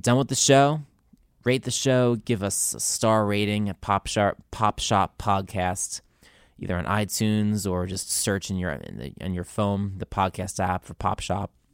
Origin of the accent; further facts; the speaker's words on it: New Jersey, United States; I'm from New Jersey, too